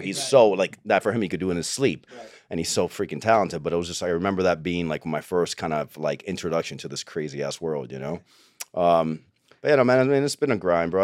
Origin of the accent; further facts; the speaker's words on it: Tampa, Florida, United States; moved away as an adult; also born or lived in Cuba / Miami / Los Angeles; I grew up in Tampa.